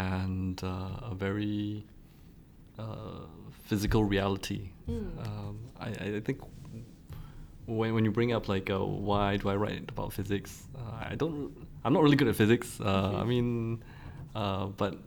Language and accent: English; Singapore; as a Singaporean writer